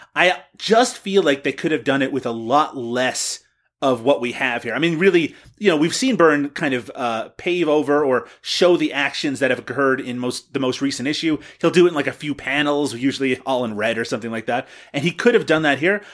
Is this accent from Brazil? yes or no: no; Canada; me as a Canadian